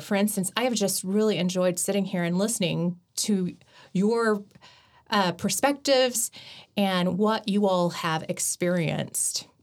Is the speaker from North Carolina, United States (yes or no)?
no; Chickasha, Oklahoma, United States; I grew up in Chickasha, um, which was predominantly white and also black